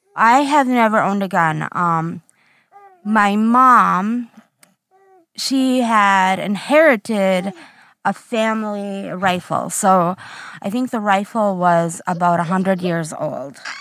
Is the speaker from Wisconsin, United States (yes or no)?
yes; Central Wisconsin, United States; I am from Central Wisconsin area